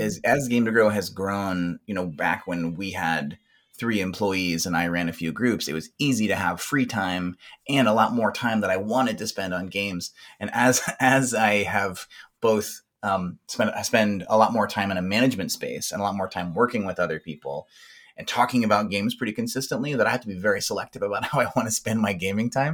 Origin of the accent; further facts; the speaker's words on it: South Texas, United States; I grew up in South Texas, where some of those games were kind of frowned upon.